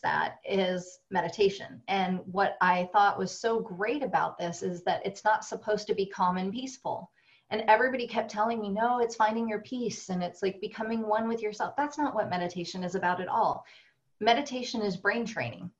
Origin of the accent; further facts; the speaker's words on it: New Jersey, United States; as a Jew growing up in New Jersey